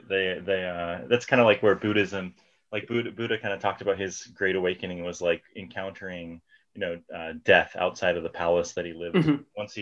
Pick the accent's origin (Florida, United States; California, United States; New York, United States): California, United States; Sacramento; moved away; I'm originally from Sacramento